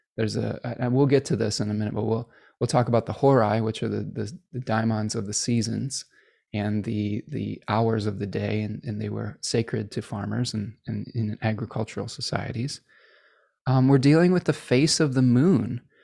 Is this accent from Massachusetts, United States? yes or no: no; Chicago, Illinois, United States; accent: hard A's; I was born in Chicago, so I, I have some hard A's that come out every once in a while